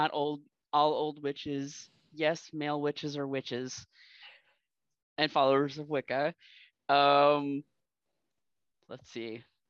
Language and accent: English; South Carolina, United States; moved away; also born or lived in Massachusetts / Southern Missouri; I grew up in South Carolina. So we had the Appalachians, we had the Seacoast, we had all the other traditions that are basically a melting pot in South Carolina.